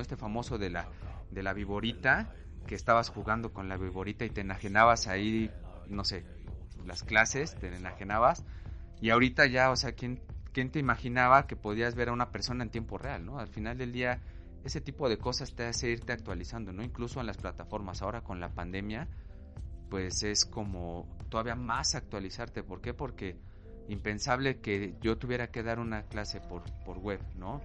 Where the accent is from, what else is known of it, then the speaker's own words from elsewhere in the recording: Mexico City, Mexico; yo nací, crecí y vivo aún en una colonia, en un barrio popular de la Ciudad de México